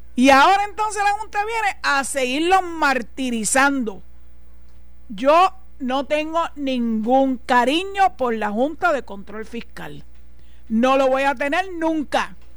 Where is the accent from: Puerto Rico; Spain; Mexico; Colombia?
Puerto Rico